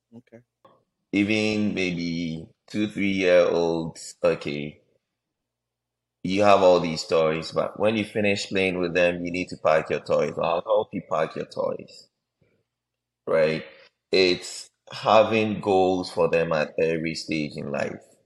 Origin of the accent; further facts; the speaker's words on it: Ghana; Most of us growing up in Ghana